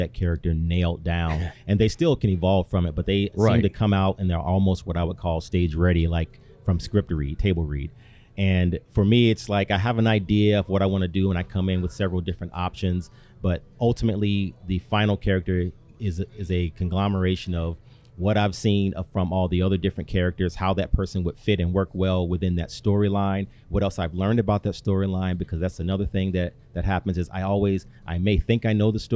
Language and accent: English; Chicago, Illinois, United States; now in Sioux Falls, United States; I grew up in Chicago, and in my particular neighborhood, there was no theater scene there